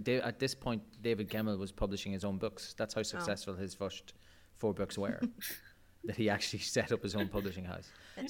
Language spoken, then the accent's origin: English; Ireland; We're Irish.